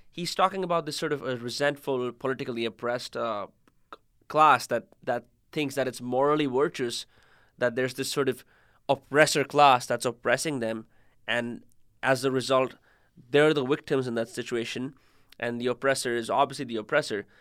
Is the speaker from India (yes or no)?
yes; India; moved away; I'm from India